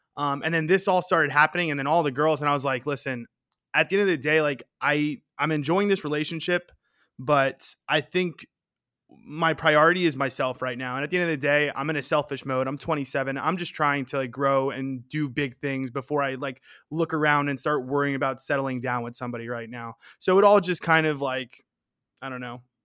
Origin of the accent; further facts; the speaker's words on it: New York City, New York, United States; moved away as an adult; now in Arizona, United States; I grew up in Queens, New York.